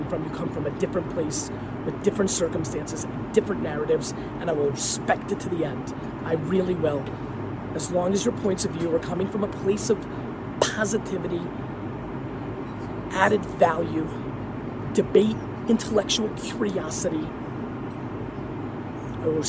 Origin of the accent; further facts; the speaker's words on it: Edison, New Jersey, United States; English is a second language; also born or lived in Queens, New York / Dover, New Jersey; I lived in Dover for a year and a half before I got to Edison, New Jersey